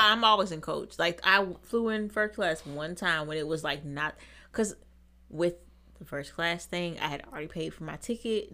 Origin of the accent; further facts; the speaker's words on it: Seattle, Washington, United States; moved away; I'm from Seattle